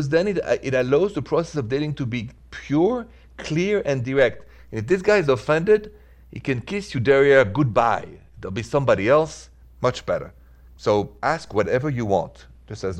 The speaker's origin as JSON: {"language": "English", "country": "France", "also_born_or_lived": "Midwest, United States", "moved": "yes", "lives_now": "United States", "said": "I'm from France, not Italy, but I'm a huge fan of Italy and Italians, and I'm in the Midwest"}